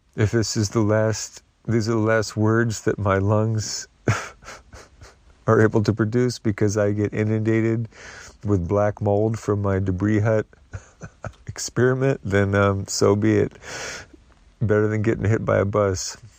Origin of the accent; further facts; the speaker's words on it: the Northwest, Pacific Northwest, United States; moved away; I grew up in the Northwest